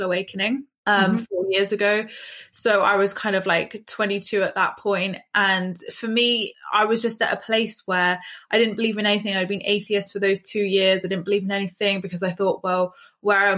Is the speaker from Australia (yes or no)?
no; England, United Kingdom; as English people, we are very kind of like judgy